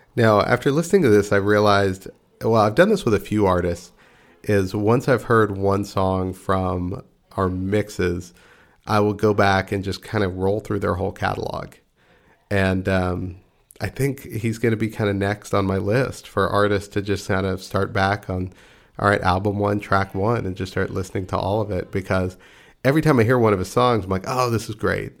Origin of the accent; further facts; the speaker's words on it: Texas, United States; I'm from Texas, and uh, you know we we do have, still have some pride in our state.